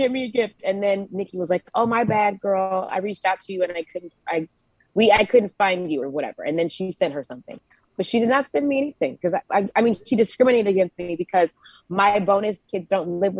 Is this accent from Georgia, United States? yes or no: yes; Georgia, United States; moved away